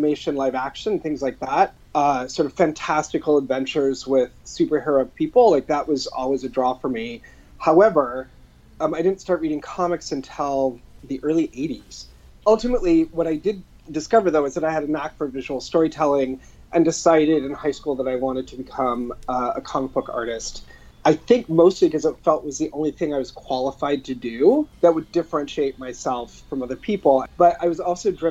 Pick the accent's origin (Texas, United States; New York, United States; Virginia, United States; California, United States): California, United States; Long Beach; also born or lived in Los Angeles; I was born and raised in Southern California in Los Angeles and south of Los Angeles in Long Beach.